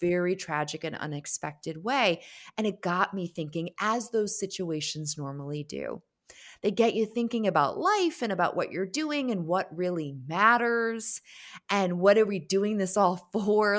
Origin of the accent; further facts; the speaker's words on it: Connecticut, United States; grow an amazing business in Connecticut, my home state.